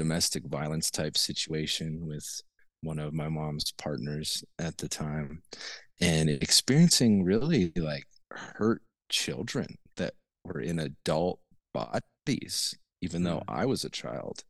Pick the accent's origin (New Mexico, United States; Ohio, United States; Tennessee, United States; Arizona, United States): New Mexico, United States; Taos; also born or lived in Bozeman, Montana; I grew up in northern New Mexico in the Taos area